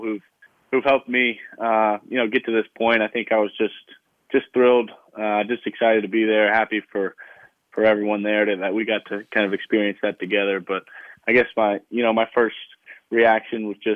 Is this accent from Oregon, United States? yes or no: no; Charlotte, North Carolina, United States; I grew up in Charlotte, North Carolina